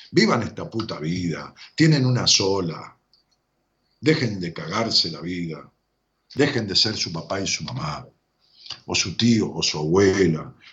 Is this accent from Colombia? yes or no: yes; Colombia; que soy colombiana